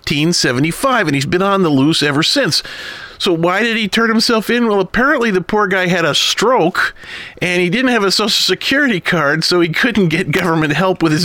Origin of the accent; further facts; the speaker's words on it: the South, United States; also born or lived in New England; now in Minnesota, United States; I'm from the South.